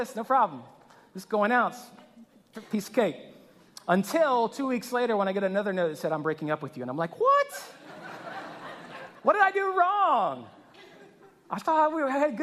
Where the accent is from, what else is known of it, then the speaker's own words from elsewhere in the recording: Louisiana, United States; I grew up in Louisiana